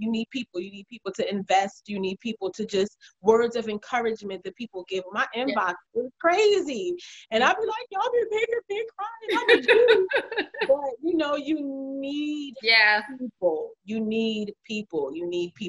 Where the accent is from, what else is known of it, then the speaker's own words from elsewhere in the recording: Jamaica; I'm from the islands. I'm Jamaican.